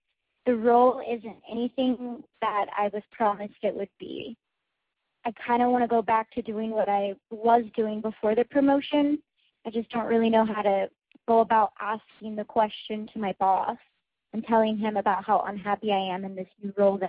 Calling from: Columbus, Ohio, United States; I'm calling from Columbus, Ohio.

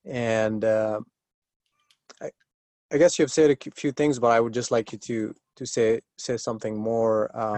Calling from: San Diego, California, United States; Oh, I'm right now in San Diego, California.

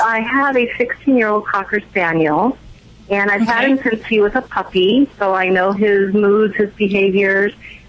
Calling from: Laguna Beach, California, United States; Laguna Beach.

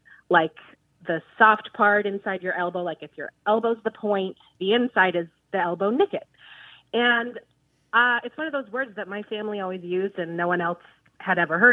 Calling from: San Diego, California, United States; I'm calling from San Diego, California

